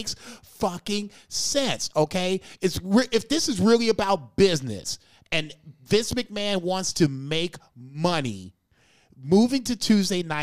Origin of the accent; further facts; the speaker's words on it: North County, Missouri, United States; I was born in North County, but I moved up there